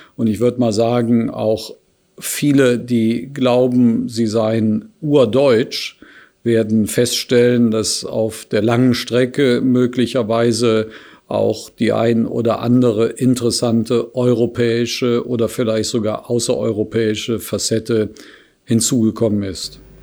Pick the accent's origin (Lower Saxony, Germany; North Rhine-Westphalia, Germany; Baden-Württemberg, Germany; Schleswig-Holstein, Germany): North Rhine-Westphalia, Germany; Cologne; in meiner Heimatstadt, insbesondere in die Kölner Südstadt